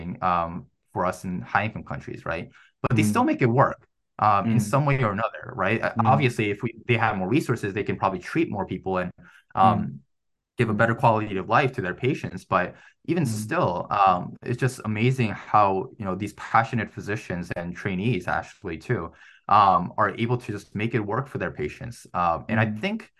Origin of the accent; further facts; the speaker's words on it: Chicago, Illinois, United States; moved away as an adult; now in New York, United States; my hometown of Chicago